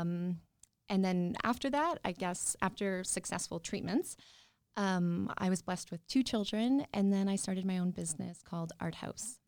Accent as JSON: {"language": "English", "town": "Yorkton", "region": "Saskatchewan", "country": "Canada", "tie": "born or raised there", "said": "I grew up outside of York and Saskatchewan"}